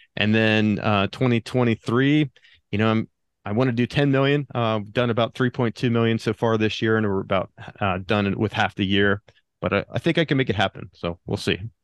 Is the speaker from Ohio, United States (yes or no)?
no; Pennsylvania, United States; moved away as an adult; now in Del Mar, United States; I grew up in Pennsylvania, and I went to college in, in Pennsylvania, Shippensburg University